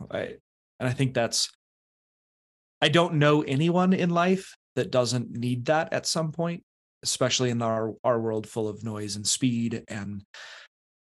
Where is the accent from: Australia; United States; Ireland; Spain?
United States; eastern Colorado; also born or lived in Canon City, Colorado; I grew up in Colorado, not in the mountains, out in the east